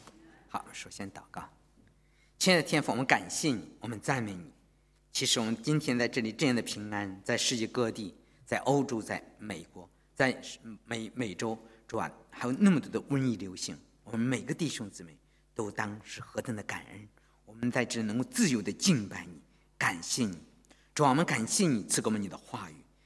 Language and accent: Chinese; China; 我知道我们从大陆来的人都是无神论的头脑，是吧？